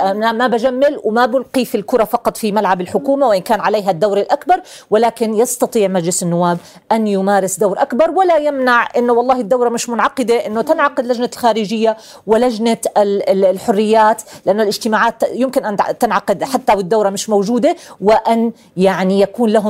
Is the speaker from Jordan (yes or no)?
yes; Jordan; إحنا كأردنيين